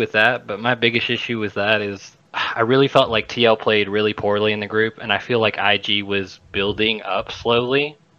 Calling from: Mobile, Alabama, United States; I am calling from Mobile, Alabama.

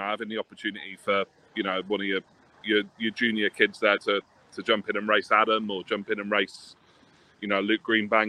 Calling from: Plymouth, South West England, United Kingdom; I'm down in Plymouth, so I'm not far from Sonny, wherever he is about to join us from.

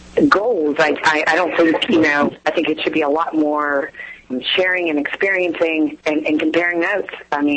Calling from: Pittsburgh, Pennsylvania, United States; I'm calling from Pittsburgh.

